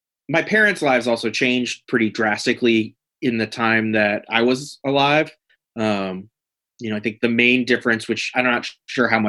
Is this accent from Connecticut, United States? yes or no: yes; Connecticut, United States; also born or lived in Manhattan, New York; Mostly in Connecticut.